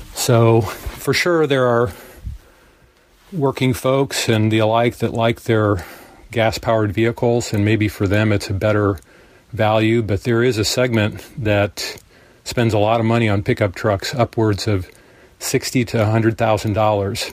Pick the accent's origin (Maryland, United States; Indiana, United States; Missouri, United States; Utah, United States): Indiana, United States; also born or lived in Carmel, Indiana; I'm from Indiana